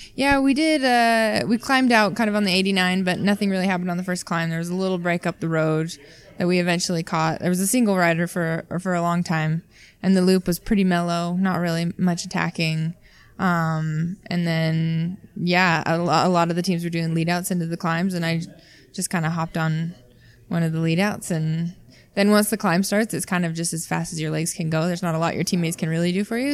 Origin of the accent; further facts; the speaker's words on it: Utah, United States; moved away; I'm from Utah originally, so I think I have a little bit of an advantage just because I was born at altitude